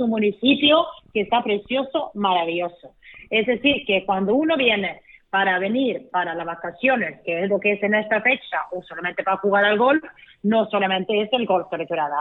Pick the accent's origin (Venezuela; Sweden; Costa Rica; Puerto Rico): Sweden; moved away as an adult; now in Costa del Sol, Spain; mi tierra en Suecia